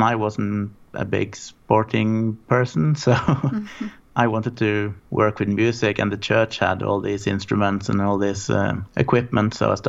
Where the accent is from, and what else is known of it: southern part of Norway, Southern Norway, Norway; born or raised there; also born or lived in Dar es Salaam, Tanzania; now in Oslo, Norway